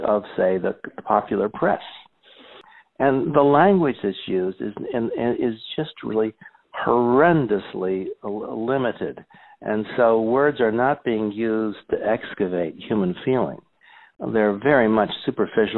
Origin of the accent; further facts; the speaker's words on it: Scranton, Pennsylvania, United States; I grew up in Scranton, Pennsylvania